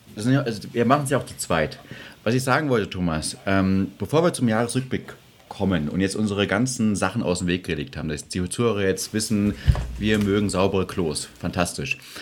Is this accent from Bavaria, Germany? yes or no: no; Schönebeck, Saxony-Anhalt, Germany; now in Munich, Germany; ich komme aus Schönebeck